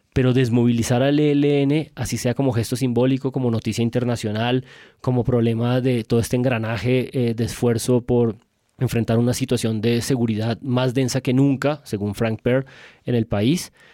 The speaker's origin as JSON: {"language": "Spanish", "country": "Colombia", "said": "Me hace sentir como completamente colombiano"}